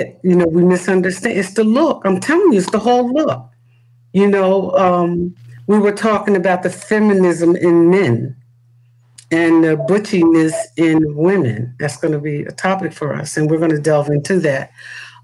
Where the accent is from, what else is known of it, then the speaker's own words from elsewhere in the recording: Newark, New Jersey, United States; I grew up in the city. I'm a city kid. I'm from the Bricks.